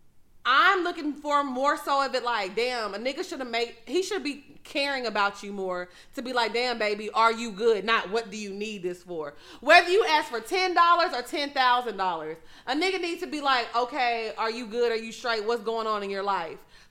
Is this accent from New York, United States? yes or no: no; Orange, Texas, United States; I'm from Orange. Shout out to 409 Fruit City